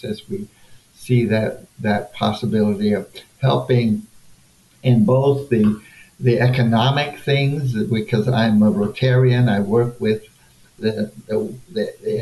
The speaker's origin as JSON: {"language": "English", "town": "Caimanera", "region": "Guantánamo", "country": "Cuba", "tie": "born or raised there", "moved": "yes", "lives_now": "El Paso, United States", "said": "I was born and raised in Cuba"}